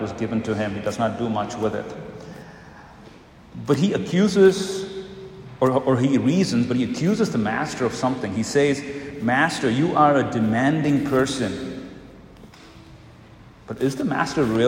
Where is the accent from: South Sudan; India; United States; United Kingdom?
India; moved away; I come from India